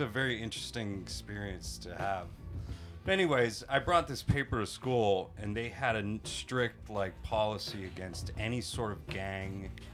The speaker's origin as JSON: {"language": "English", "town": "Pittsburgh", "region": "Pennsylvania", "country": "United States", "tie": "born or raised there", "moved": "as an adult", "lives_now": "Tokyo, Japan", "said": "I'm from Pittsburgh, Pennsylvania"}